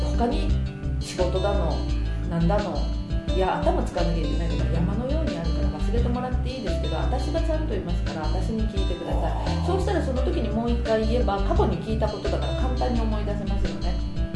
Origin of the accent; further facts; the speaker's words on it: Nagoya, Aichi, Japan; 名古屋人なものですから